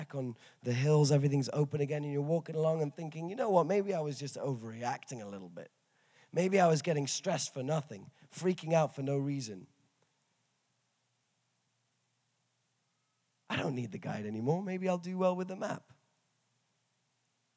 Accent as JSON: {"language": "English", "region": "England", "country": "United Kingdom", "said": "I'm from England"}